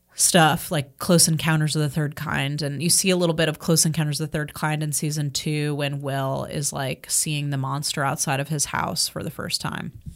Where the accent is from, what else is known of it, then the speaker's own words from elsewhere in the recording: Marietta, Georgia, United States; growing up in Marietta, 'cause that's where I'm from, Marietta